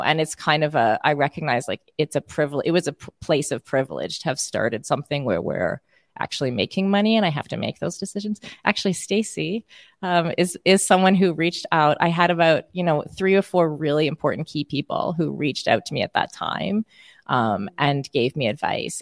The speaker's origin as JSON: {"language": "English", "country": "Canada", "accent": "Canadian", "said": "my Canadian accent"}